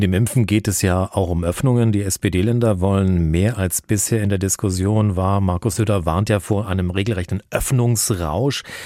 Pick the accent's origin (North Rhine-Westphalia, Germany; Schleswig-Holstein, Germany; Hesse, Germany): Hesse, Germany; bei uns in Hessen